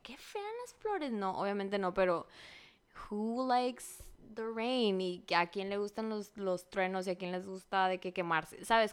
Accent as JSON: {"language": "Spanish", "town": "Benjamín Hill", "region": "Sonora", "country": "Mexico", "moved": "yes", "lives_now": "Los Angeles, United States", "said": "yo soy de Benjamín Gil y todas las seis, mil personas que viven en ese pueblo"}